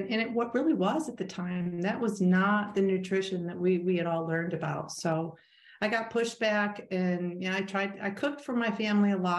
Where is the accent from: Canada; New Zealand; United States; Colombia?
United States; upstate New York; I am a person who grew up in upstate New York.